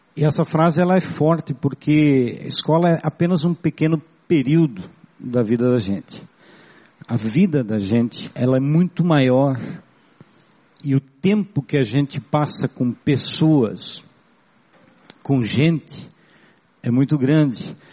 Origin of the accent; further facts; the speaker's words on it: Blumenau, Santa Catarina, Brazil; first language German; Portuguese is a second language; eu venho do, do interior de Blumenau, um bairrozinho é, colonizado por germânicos, por alemães, e aprendi a falar o alemão quando criança